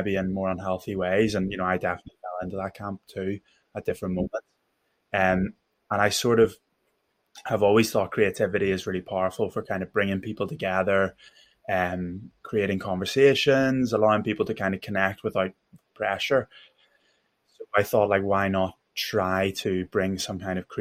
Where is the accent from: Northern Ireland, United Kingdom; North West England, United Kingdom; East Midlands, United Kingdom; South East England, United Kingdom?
Northern Ireland, United Kingdom; Belfast; accent: Belfast; now in London, United Kingdom; my accent and talk to me about Belfast